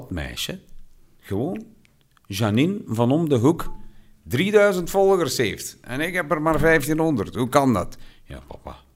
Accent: Belgium; zijn wij als Belgen niet zo niet zo open als Nederlanders.

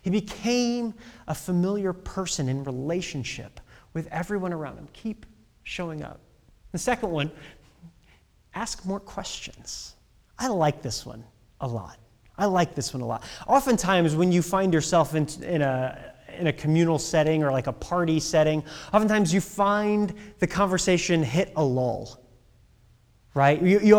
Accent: Midwest, United States; Oh, I'm from the Midwest.

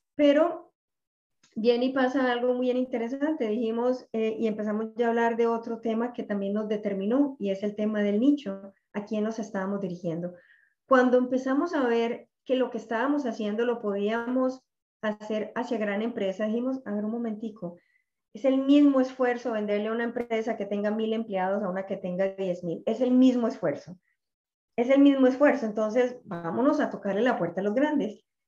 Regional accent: Medellín, Antioquia, Colombia; moved away as an adult; now in Miami, United States; soy colombiana eh, de Medellín. En este momento vivo en Miami hace ya 20 años.

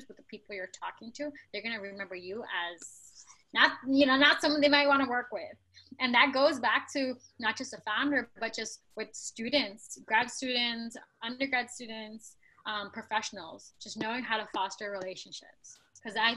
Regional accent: New York City, New York, United States; also born or lived in Bangladesh; I was born in Bangladesh, it's a developing country, and I grew up in New York City

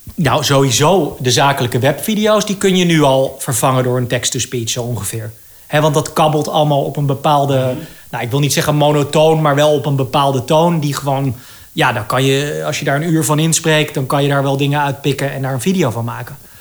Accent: Amsterdam, North Holland, Netherlands; ik ben natuurlijk opgegroeid in Amsterdam

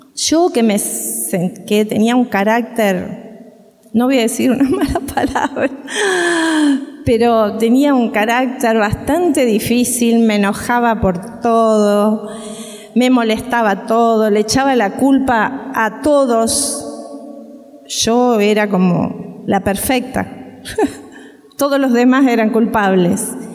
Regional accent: Uruguay; moved away; nosotros somos uruguayos

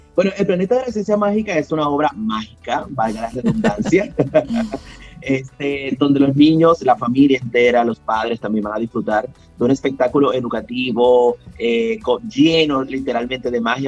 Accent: Dominican Republic; moved away; also born or lived in Venezuela; yo soy dominicano, siempre lo digo, pero yo viví muchos años en Venezuela

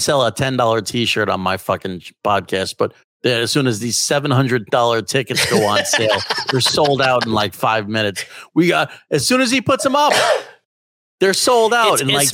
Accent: New York, United States; I'm from New York, and I'm not in the city.

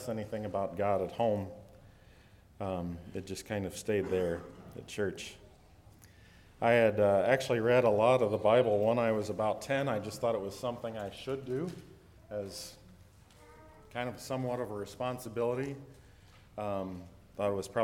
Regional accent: Lima, Ohio, United States; I grew up in Western Ohio, just up here. I was born in Lima, not too far away.

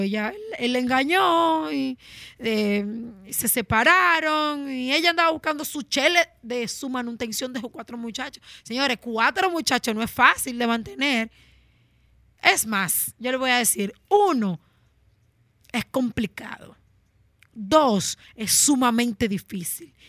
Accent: Dominican Republic; moved away; los dominicanos nos caracterizamos por eso, siempre de mantenernos unidos y más cuando estamos fuera de nuestras tierras

